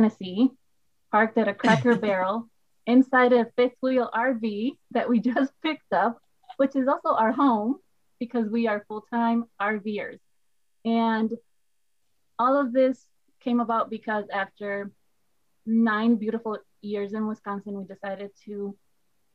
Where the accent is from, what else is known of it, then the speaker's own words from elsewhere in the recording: Puerto Rico; first language Spanish; English is a second language; moved away as an adult; also born or lived in United States; now in Midwest, United States; I am a boricua de pura cepa. Uepa. That means born and raised in Puerto Rico.